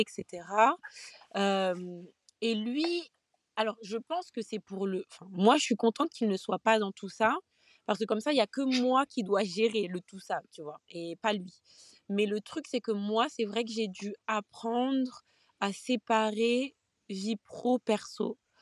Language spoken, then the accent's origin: French; Guadeloupe; je suis Guadeloupéenne